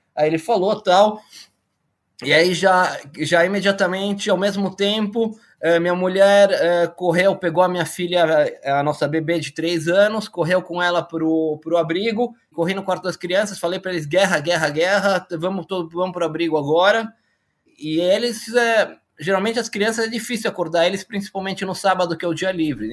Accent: Brazil; moved away as an adult; now in Israel; eu sou brasileiro, nascido em 71, Sou formado pela Escola Politécnica

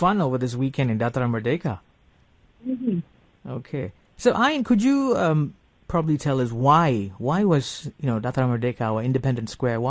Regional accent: Malaysia; money can't buy, you know, this experience of growing up in Malaysia

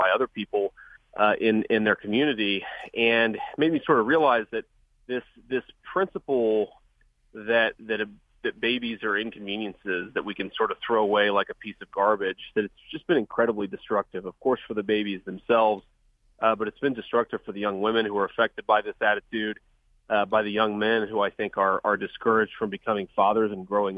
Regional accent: Ohio, United States; I was born and raised in Ohio. I've grown up here my whole life

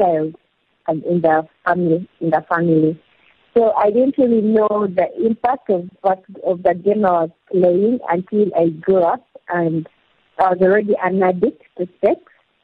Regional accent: Uganda; also born or lived in Hoima District, Uganda; I was born in Hoima district and grew up, basically spent my childhood in Kalalole district.

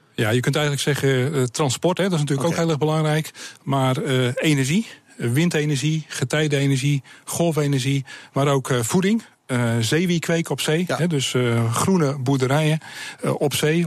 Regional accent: Sliedrecht, South Holland, Netherlands; Ik kom uit Sliedrecht, ik ben een baggeraar

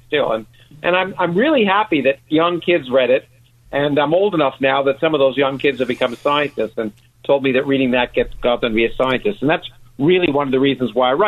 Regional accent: Canada; I grew up in Canada

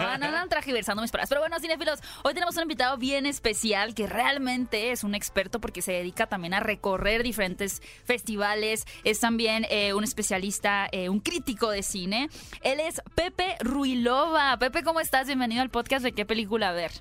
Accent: Hermosillo, Sonora, Mexico; desde que somos chicos, por ejemplo yo que soy de Hermosillo, escuchaba estos festivales de cine

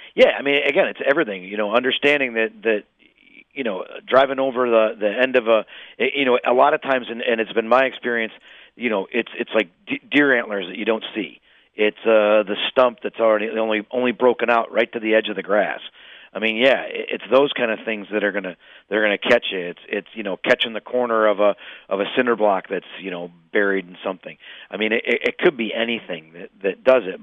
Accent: Illinois, United States; I'm from Illinois

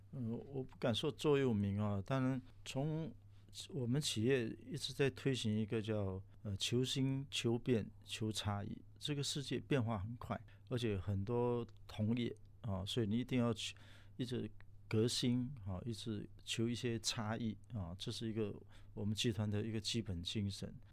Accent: Singapore; moved away as an adult; also born or lived in Taiwan; 回来新加坡

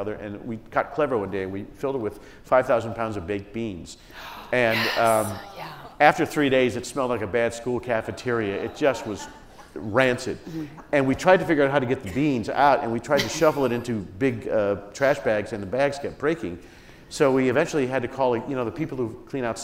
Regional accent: Indiana, United States; growing up in Indiana

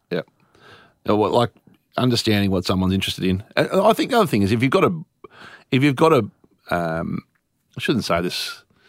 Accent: Warragul, Victoria, Australia; when I grew up in Warrigal

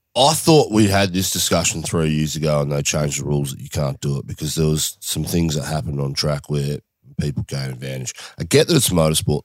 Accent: Australia; as an Australian

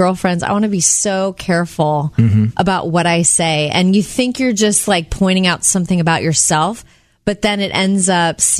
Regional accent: Jupiter, Florida, United States; growing up in Jupiter, Florida.

